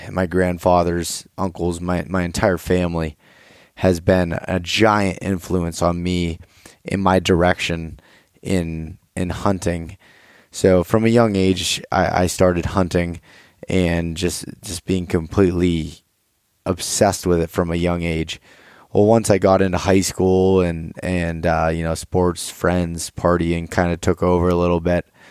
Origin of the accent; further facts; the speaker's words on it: north central Pennsylvania, United States; I am from Pennsylvania, from a very small town in north central Pennsylvania. I grew up there my whole life